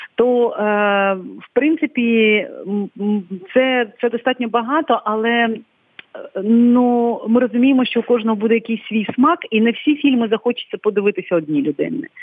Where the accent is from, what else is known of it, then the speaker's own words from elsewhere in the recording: Krynychne, Odesa Oblast, Ukraine; я звідси родом з я з Криничного, з Болградського району.